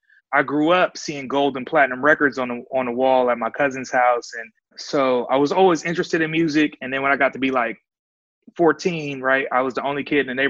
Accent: Oakland, California, United States; I'm from Havens Court, right between East 14th and MacArthur.

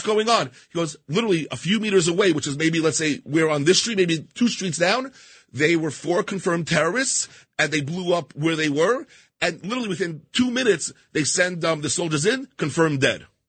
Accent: New York City, New York, United States; I grew up in Queens, New York

